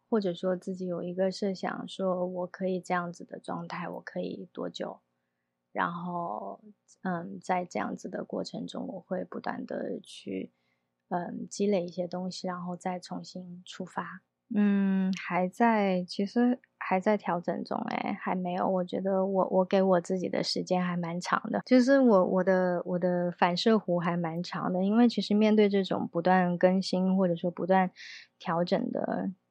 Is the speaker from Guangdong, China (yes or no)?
yes; Guangdong, China; moved away as an adult; also born or lived in Beijing / Shanghai / London; now in Taipei, Taiwan; 我本身是广东人